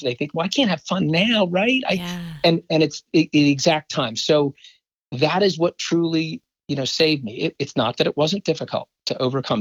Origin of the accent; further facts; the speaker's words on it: Philadelphia, Pennsylvania, United States; working for my hometown professional team